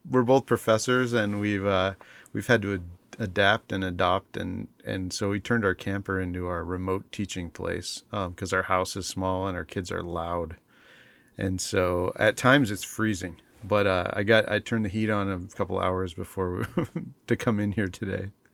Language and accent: English; Alaska, United States; also born or lived in Montana / Bethel, Alaska / Anchorage, Alaska; moved to Alaska as, uh, like, the first time we moved to Alaska, I was in second grade